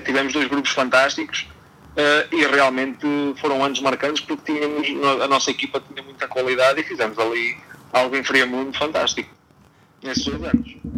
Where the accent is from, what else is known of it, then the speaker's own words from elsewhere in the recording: Miranda do Corvo, Centro, Portugal; sou de Miranda do Corvo, mas do Distrito de Coimbra